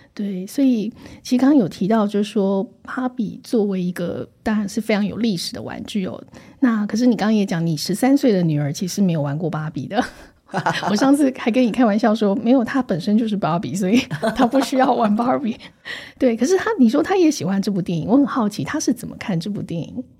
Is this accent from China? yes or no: no; Taiwan; 我成长在台湾这个戒烟，然后风起云涌的社会运动的时代